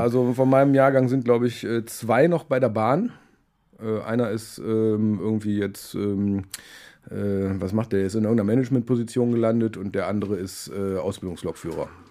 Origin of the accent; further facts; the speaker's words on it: Düsseldorf, North Rhine-Westphalia, Germany; ich bin aber gebürtiger Düsseldorfer